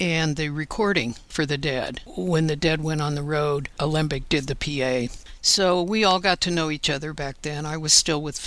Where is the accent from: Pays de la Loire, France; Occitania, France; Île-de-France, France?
Île-de-France, France; Paris; moved away; I was born in Paris, and I have a real heartfelt attachment to it